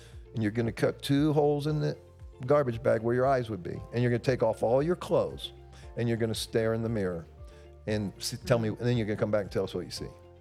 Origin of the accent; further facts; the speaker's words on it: United States; we're an American